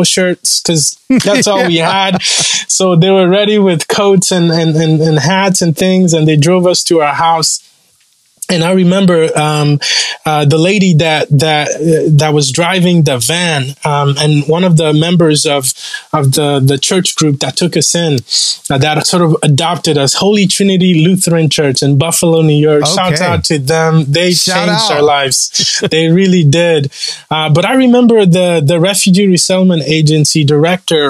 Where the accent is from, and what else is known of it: Rwanda; born or raised there; English is a second language; moved away